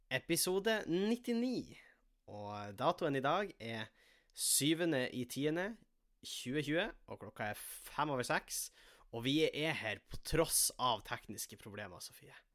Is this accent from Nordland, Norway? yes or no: yes; Tjongsfjord, Nordland, Norway; now in Tromsø, Norway; jeg sitter jo hjemme i Tjongsfjord